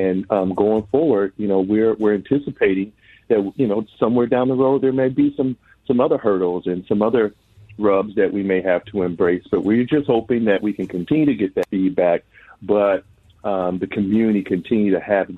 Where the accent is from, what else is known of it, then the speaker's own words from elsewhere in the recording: Twin Cities, Minnesota, United States; I grew up here in the Twin Cities